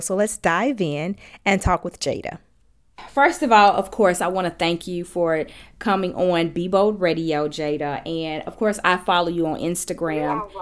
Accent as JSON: {"language": "English", "town": "Gary", "region": "Indiana", "country": "United States", "tie": "born or raised there", "said": "my hometown, Gary, Indiana"}